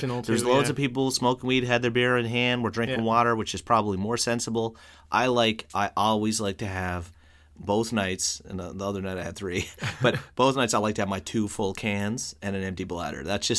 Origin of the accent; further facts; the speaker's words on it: Newfoundland and Labrador, Canada; moved away; As a Newfoundlander